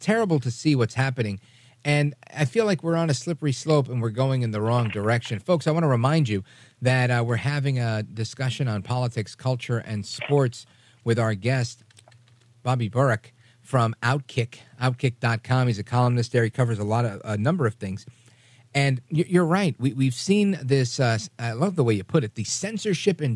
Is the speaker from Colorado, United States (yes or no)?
no; New York City, New York, United States; I'm a New Yorker, native New Yorker